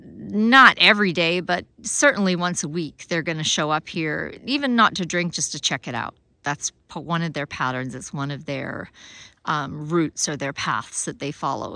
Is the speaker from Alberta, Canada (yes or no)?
yes; Alberta, Canada; moved away; also born or lived in Africa; I grew up in Alberta. I spent fifteen years of super cold winters down to minus forty.